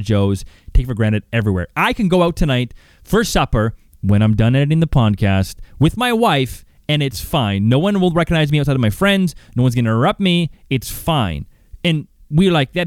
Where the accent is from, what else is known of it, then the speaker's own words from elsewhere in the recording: Calgary, Alberta, Canada; growing up in Calgary, Banff is just down the street